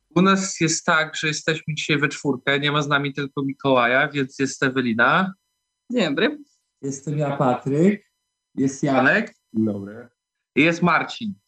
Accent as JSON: {"language": "Polish", "town": "Białystok", "region": "Podlaskie Voivodeship", "country": "Poland", "said": "jesteśmy z Białego Stoku, albo okolic wszyscy"}